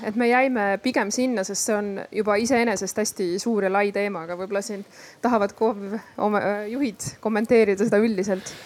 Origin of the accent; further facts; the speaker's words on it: Ida-Viru County, Estonia; ma Ida-Virumaalt ise pärit olen